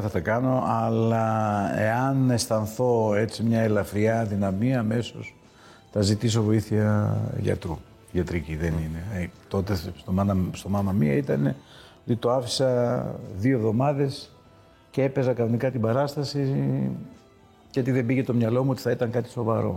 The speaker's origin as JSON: {"language": "Greek", "country": "Greece", "said": "Εμείς ως Έλληνες και ως outsiders"}